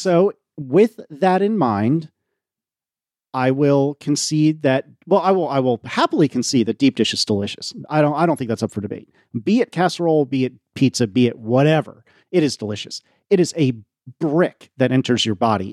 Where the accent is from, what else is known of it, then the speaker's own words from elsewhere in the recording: the New York area, United States; I grew up in the New York area